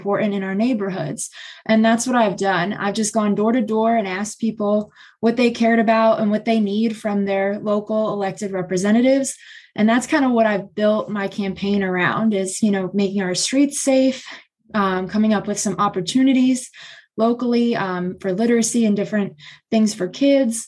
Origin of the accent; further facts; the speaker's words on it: Philadelphia, Pennsylvania, United States; moved away as an adult; now in Winchester, United States; I'm from Northeast Philadelphia